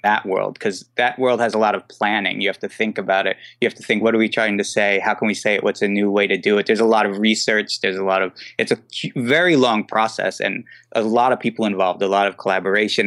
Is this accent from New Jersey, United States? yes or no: yes; New Jersey, United States; moved away as an adult; also born or lived in New York; now in Brooklyn, New York, United States; I'm from New Jersey.